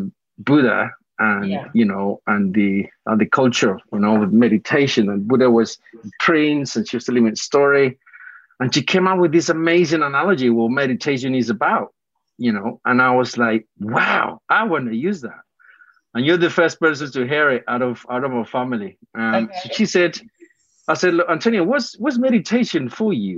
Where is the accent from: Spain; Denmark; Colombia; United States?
Colombia; moved away; I was born in Colombia myself